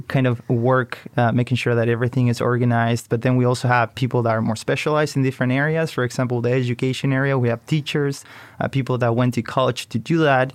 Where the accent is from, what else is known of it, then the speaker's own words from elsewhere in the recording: Chile; moved away as an adult; now in United States; I come from Chile, so I came to study business to the U S.